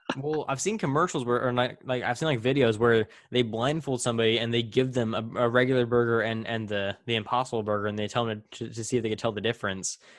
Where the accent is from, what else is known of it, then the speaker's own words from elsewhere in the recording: Central California, United States; I grew up in Central California, you know, surrounded by dairies and, and cornfields